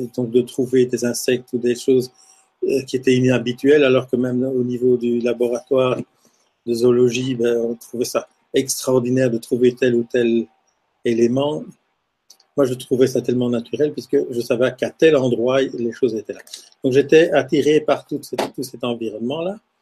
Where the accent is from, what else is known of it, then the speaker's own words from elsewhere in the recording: Lubumbashi, Haut-Katanga, DR Congo; now in Belgium; Donc je suis né en Afrique, je suis né à Elisabethville, qui est devenue Lubumbashi aujourd'hui